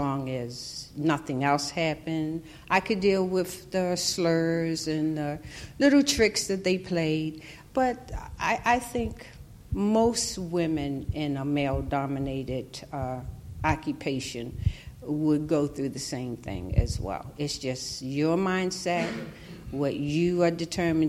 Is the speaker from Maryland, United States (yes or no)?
yes; Baltimore, Maryland, United States; I grew up in East Baltimore